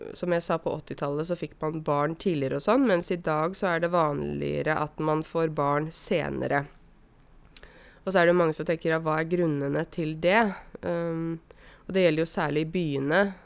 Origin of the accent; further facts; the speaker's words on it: Åmot, Buskerud, Norway; also born or lived in Drammen; de skulle da flytte fra Drammen, der de bodde først, til Åmot, der jeg vokste opp